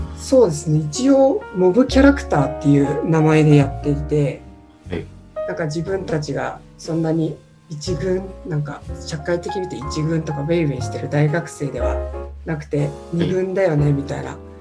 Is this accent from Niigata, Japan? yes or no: no; Tokyo, Japan; 東京出身なんですけど住んでるところがみんな神奈川の県境に住んでいて